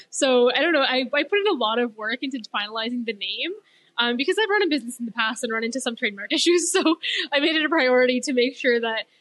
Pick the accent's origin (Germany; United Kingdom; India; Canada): Canada; Edmonton, Alberta; I'm from here. I'm from Edmonton.